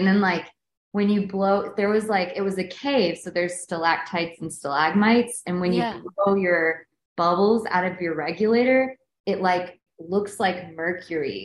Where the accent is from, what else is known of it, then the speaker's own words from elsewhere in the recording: Kentucky, United States; moved away; growing up in Kentucky